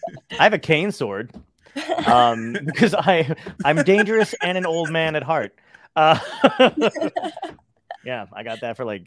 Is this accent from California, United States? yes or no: no; New Jersey, United States; moved away; I grew up in Jersey